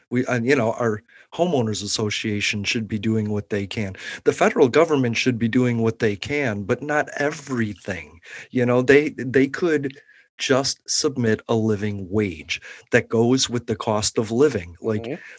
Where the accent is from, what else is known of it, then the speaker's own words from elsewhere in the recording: Chicago, Illinois, United States; Like, I came from Chicago and I was like, man, Illinois is so blue. I don't make a difference. But Florida's turning purple. So I moved to Florida because I was like, at least my vote might start changing something.